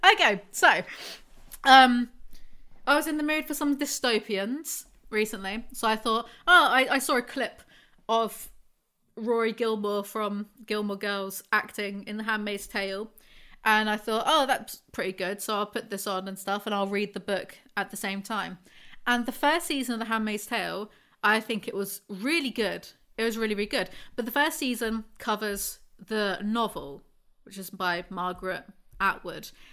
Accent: England, United Kingdom; I'm just English

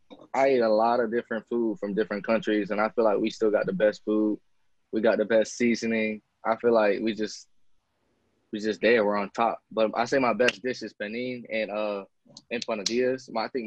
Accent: Florida, United States; I'm from Florida, and there's a city called Ybor City

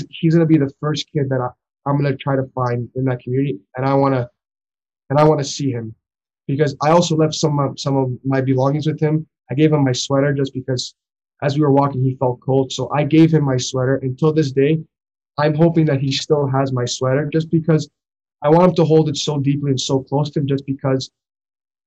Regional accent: Toronto, Ontario, Canada; we're from Toronto, Ontario

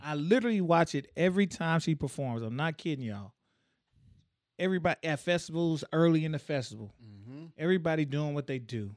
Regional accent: Tyler, Texas, United States; I'm from Tyler

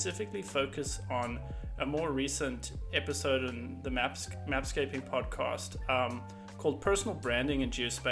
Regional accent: South Africa; moved away as an adult; now in Austin, United States; I'm a South African that lives just outside of Austin, Texas

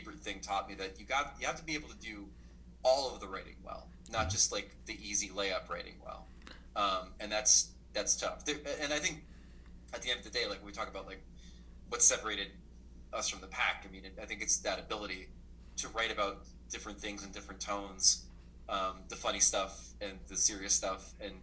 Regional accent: New Jersey, United States; I grew up in New Jersey

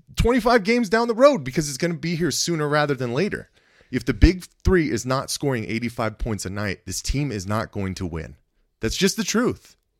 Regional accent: Phoenix, Arizona, United States; I was from Phoenix

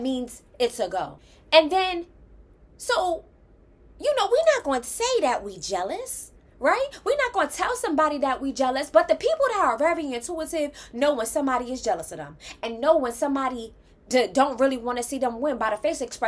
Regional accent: New York, United States; I'm from New York

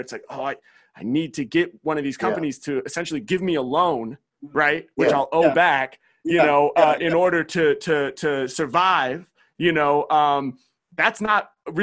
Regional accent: Portland, Oregon, United States; Portland, my hometown

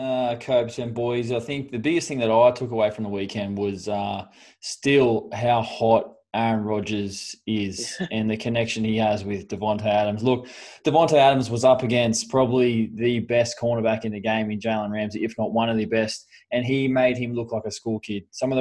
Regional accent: Australia; Obviously, I'm staunch Australian and I'll back the boys 100%.

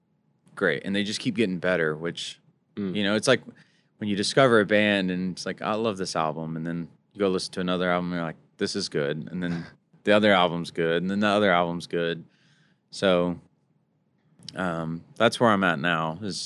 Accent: Mesquite, Texas, United States; I grew up in a rodeo town called Mesquite.

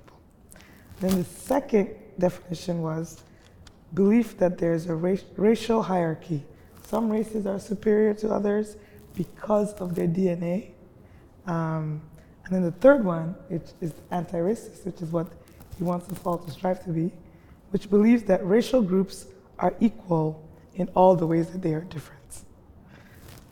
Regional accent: Nigeria; now in Nashville, United States; I was in Nigeria one time, and I had been living here for a long time, and I went home

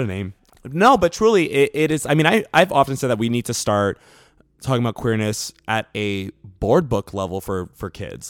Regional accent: New York City, New York, United States; moved away as an adult; now in Los Angeles, United States; I grew up in the South Bronx, so, like, uh, in, in New York

